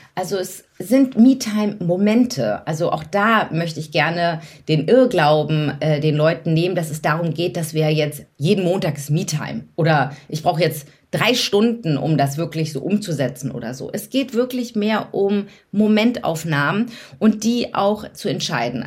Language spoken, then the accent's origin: German; Hamburg, Germany; now in Berlin, Germany; Deswegen bin ich äh, durch und durch Berlinerin, obwohl ich eigentlich Hamburgerin bin